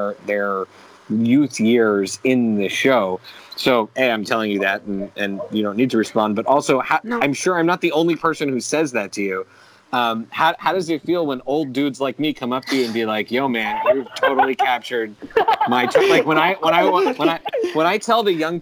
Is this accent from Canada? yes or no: yes; Canada; also born or lived in Philadelphia suburbs, Pennsylvania, United States; I was raised mostly in Canada